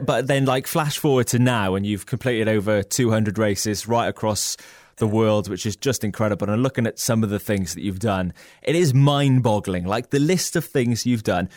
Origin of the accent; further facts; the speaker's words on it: Wales, United Kingdom; as a Welshman